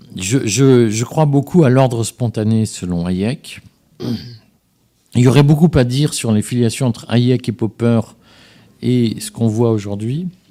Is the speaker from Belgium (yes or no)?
yes; Liège, Wallonia, Belgium; now in France; je suis, suis pas né en France, je, viens, je suis né à Liège